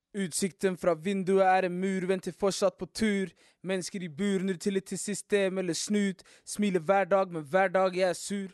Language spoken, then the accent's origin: Norwegian; Oslo, Norway; Jeg er fra Oslo.